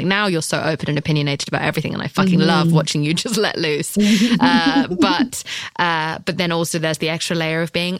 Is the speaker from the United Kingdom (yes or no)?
yes; United Kingdom; I'm British.